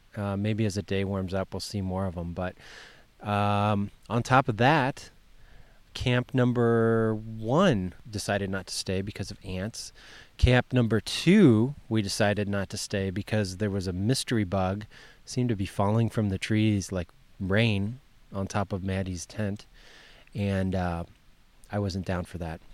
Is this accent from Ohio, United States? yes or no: yes; Ohio, United States; when I was a kid, growing up in Ohio